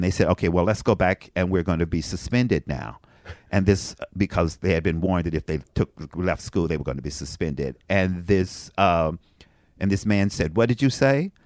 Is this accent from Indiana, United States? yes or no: no; Frankfort, Kentucky, United States; moved away; I'm from Frankfort, Kentucky